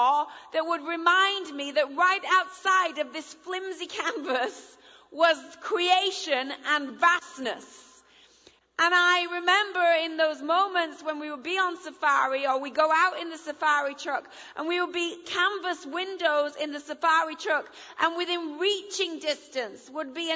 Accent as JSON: {"language": "English", "region": "England", "country": "United Kingdom", "first_language": "English", "moved": "as an adult", "lives_now": "United States", "said": "I married an American, so I'm bilingual, so I understand you all. I'm now an American citizen and an English citizen"}